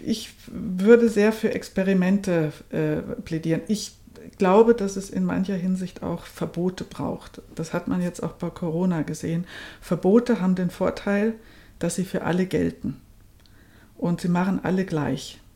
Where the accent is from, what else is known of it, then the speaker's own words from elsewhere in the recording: Germany; now in Austria; ich bin ja in, in Deutschland aufgewachsen